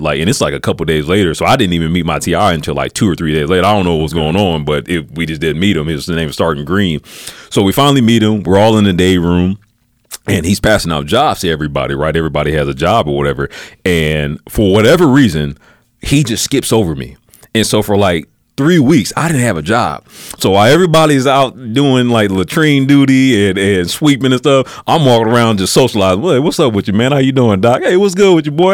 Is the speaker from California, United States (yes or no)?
no; Peoria, Illinois, United States; I'm from Peoria, Illinois, uh, so it's about uh, an hour and a half, two hours outside of Chicago